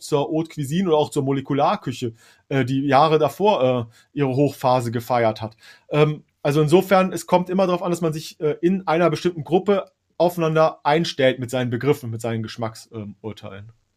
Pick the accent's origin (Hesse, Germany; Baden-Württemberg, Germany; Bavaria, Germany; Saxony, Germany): Hesse, Germany; für mich als, als äh, äh, Hesse.